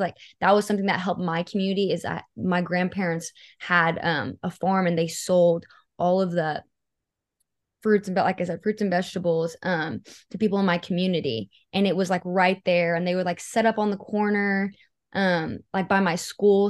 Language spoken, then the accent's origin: English; Seminole County, Oklahoma, United States; I grew up in Seminole County, and it's a very, like, poverty-driven part of the state.